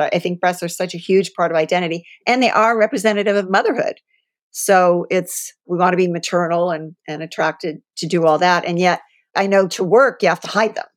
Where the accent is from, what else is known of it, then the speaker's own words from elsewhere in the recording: Columbus, Ohio, United States; moved away; also born or lived in California; I grew up in Columbus, so I'm a Buckeye